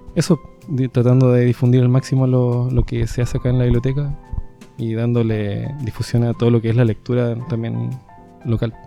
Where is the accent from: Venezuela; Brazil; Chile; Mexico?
Chile; Coquimbo; yo soy de acá, soy de Coquimbo.